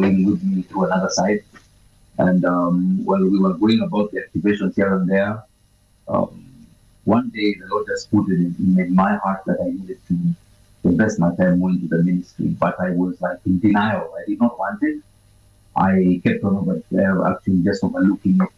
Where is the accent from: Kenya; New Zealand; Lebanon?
Kenya; Nairobi; Growing up, I was brought up in the Eastlands, part of Nairobi, that is to be precise, Maringo Posta.